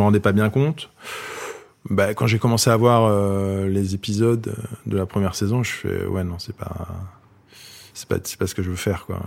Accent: Paris, Île-de-France, France; J'ai grandi dans une bonne partie de mon enfance dans le 16e arrondissement de Paris. Et après, dans le, dans le 15e arrondissement

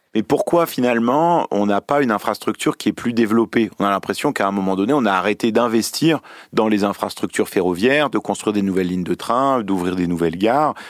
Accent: Lyon, Auvergne-Rhône-Alpes, France; je suis lyonnais

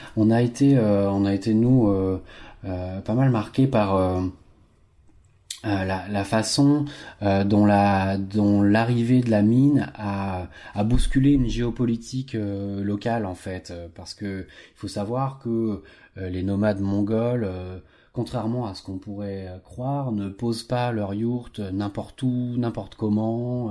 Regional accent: France; nos agriculteurs chez nous en France

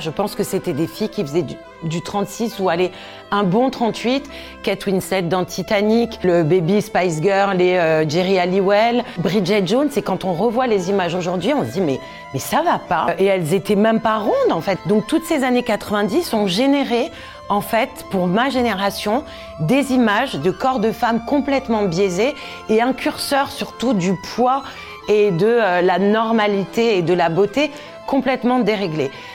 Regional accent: Corsica, France; J'ai grandi en Corse, dans une région où on était souvent en maillot

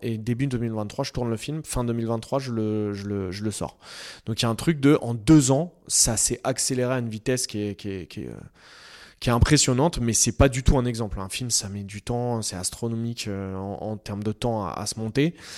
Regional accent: Noisy-le-Grand, Île-de-France, France; je viens de Noisy et puis j'ai grandi, euh, voilà, euh, j'ai grandi à deux pas de ces immeubles-là

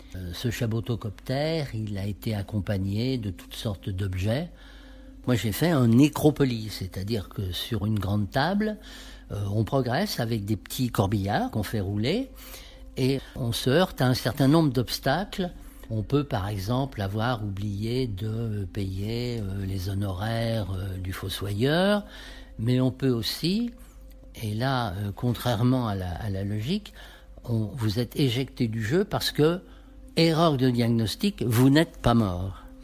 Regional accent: Paris, Île-de-France, France; je suis parisien d'abord

